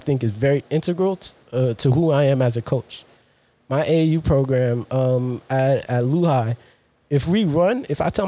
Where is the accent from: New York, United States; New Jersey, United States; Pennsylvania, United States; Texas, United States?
New York, United States; New York City; also born or lived in Rosedale, Queens; I'm Jamaica, Queens, born and raised